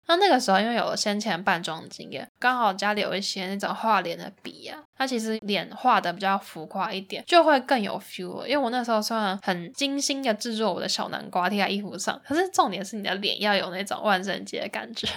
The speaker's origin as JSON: {"language": "Chinese", "country": "Taiwan", "also_born_or_lived": "Netherlands", "moved": "yes", "said": "我也是台湾人"}